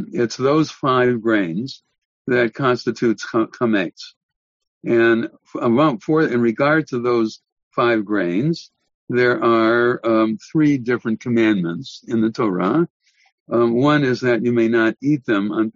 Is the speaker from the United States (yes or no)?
yes; United States; as an American